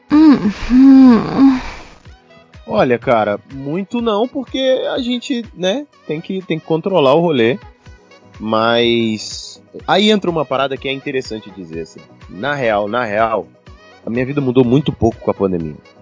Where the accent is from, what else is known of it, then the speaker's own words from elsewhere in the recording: Brazil; somos brasileiros